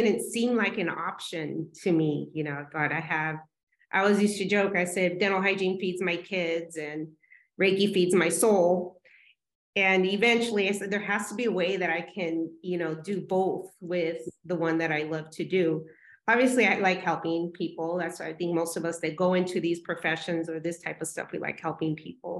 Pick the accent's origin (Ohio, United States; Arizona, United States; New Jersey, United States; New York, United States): Arizona, United States; Tucson; moved away as an adult; also born or lived in California; I'm from Tucson, Arizona originally, and that's where I am back.